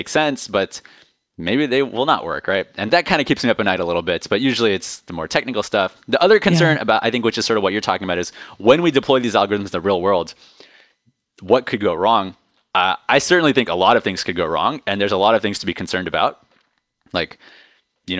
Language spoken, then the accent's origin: English; Silicon Valley, California, United States; now in New York City, United States; I was born and raised in Silicon Valley